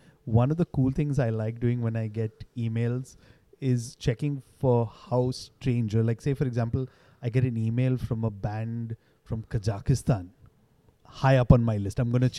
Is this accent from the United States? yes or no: no; India; but we're Indian.